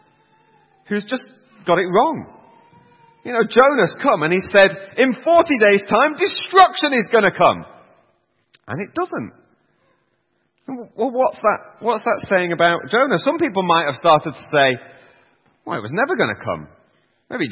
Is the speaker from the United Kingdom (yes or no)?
yes; Yorkshire and the Humber, United Kingdom; I'm a Yorkshireman myself